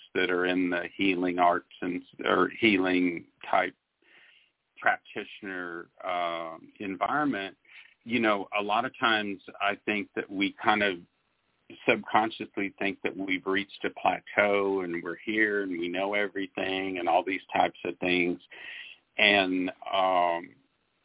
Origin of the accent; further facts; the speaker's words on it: Arizona, United States; I'm from Arizona, and so I always call myself a desert rat.